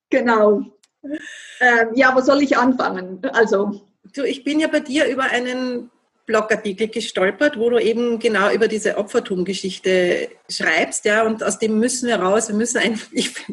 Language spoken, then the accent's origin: German; Vienna, Austria; accent: Viennese; Meinen Wiener Dialekt verstehen ja auch nicht immer alle. Also diese Schweizer-Wiener Mischung, die könnte jetzt interessant werden.